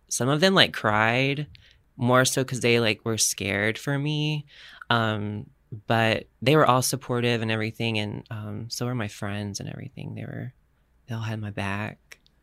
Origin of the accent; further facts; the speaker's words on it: Florida, United States; moved away as an adult; now in San Diego, United States; I'm from Florida